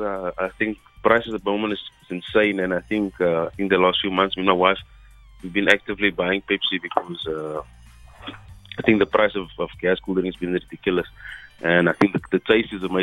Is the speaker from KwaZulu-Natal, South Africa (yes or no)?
no; Kraaifontein, Western Cape, South Africa; I'm from Kraaifontein.